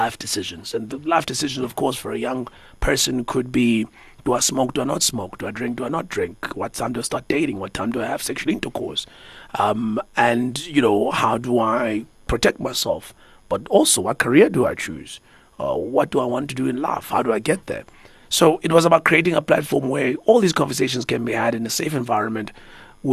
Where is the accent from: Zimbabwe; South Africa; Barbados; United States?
South Africa; Umlazi, KwaZulu-Natal; I grew up in a township, right? I grew up in Umlazi.